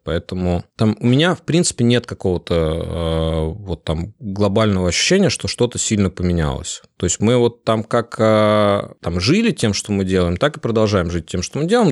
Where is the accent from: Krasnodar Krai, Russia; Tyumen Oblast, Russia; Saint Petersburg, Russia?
Saint Petersburg, Russia; я из Питера